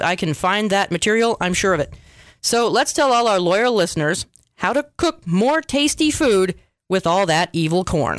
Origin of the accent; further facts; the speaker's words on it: United States; we Americans